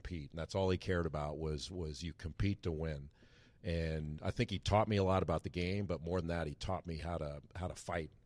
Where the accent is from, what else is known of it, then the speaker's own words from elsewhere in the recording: Rolling Hills, California, United States; moved away as an adult; now in North Carolina, United States; I grew up in an area called Rolling Hills, which is on the Palos Verdes Peninsula